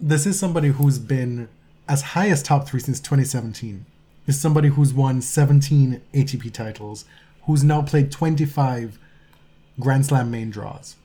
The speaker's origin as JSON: {"language": "English", "country": "Jamaica", "moved": "yes", "lives_now": "Canada", "said": "my deeply ingrained, uh, patriotic instincts are still Jamaican, right? I, I'm a Canadian citizen"}